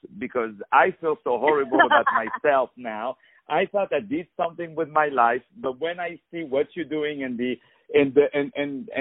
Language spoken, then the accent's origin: English; France; I'm from France